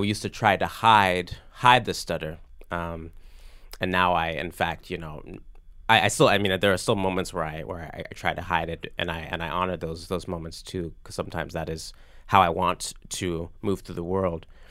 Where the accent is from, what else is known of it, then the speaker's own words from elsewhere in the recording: Virginia Beach, Virginia, United States; I grew up in in Virginia Beach, Virginia